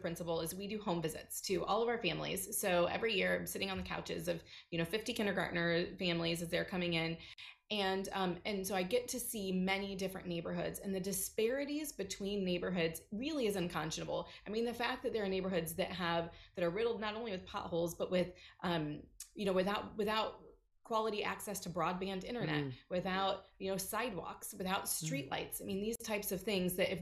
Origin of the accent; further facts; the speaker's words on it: Fort Wayne, Indiana, United States; I grew up in Fort Wayne on a street that was riddled by gun violence